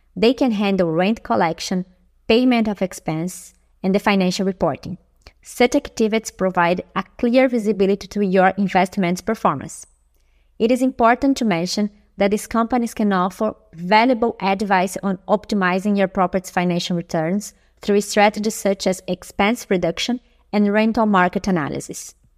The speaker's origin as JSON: {"language": "English", "country": "Brazil", "moved": "yes", "lives_now": "Berlin, Germany", "said": "I'm an expat from Brazil, live in Berlin"}